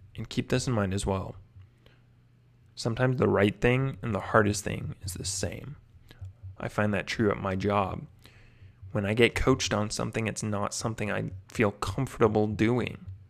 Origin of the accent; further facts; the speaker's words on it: Whidbey Island, Washington, United States; my hometown, Whidbey Island, Washington. It's where I grew up